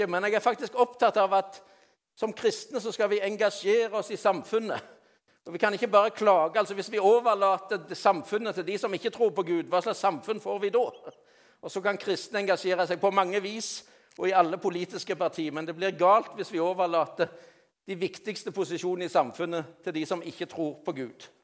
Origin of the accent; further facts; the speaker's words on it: Rogaland, Norway; Alle kjenner meg jo ikke like godt, men jeg er jo rogalending.